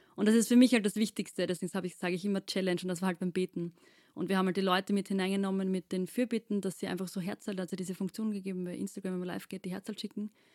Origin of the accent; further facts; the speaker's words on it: Austria; wir sind aus Wien, äh, beziehungsweise südlich von Wien